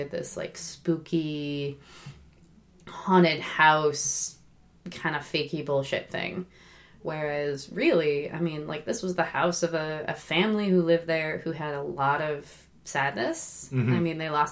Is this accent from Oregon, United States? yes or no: yes; Oregon, United States; moved away as an adult; also born or lived in Boston; I'm from Oregon